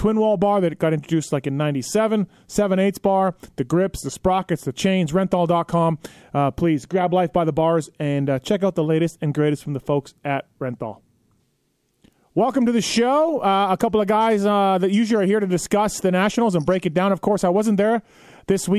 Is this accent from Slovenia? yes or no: no; Manitoba, Canada; moved away; growing up in Manitoba